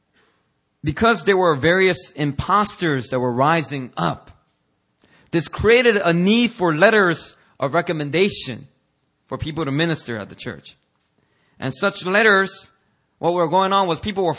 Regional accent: Philadelphia, Pennsylvania, United States; I grew up in Philadelphia

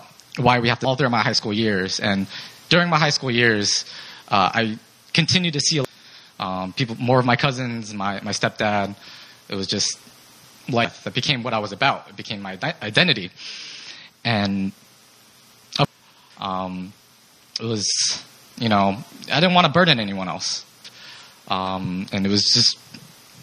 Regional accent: Seattle, Washington, United States; moved away as an adult; I'm from Seattle

